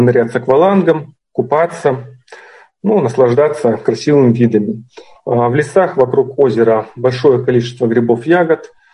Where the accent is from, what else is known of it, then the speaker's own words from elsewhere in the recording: Chelyabinsk, Chelyabinsk Oblast, Russia; из Челябинска